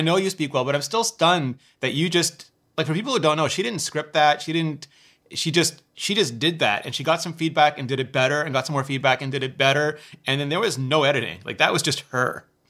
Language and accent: English; Canada; I'm Canadian